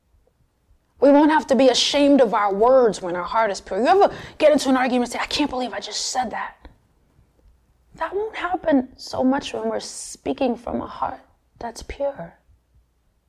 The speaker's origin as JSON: {"language": "English", "area": "Long Island", "region": "New York", "country": "United States", "tie": "born or raised there", "said": "I grew up in Long Island as a Girl Scout, playing the saxophone in the band"}